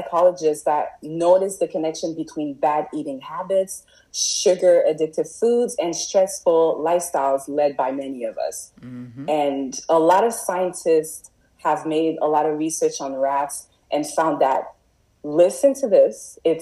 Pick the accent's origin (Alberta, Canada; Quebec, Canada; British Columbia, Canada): Quebec, Canada; Montreal; moved away as an adult; also born or lived in Toronto; now in Gatineau, Canada; as I started growing up in Montreal, as you know, like I was born in Montreal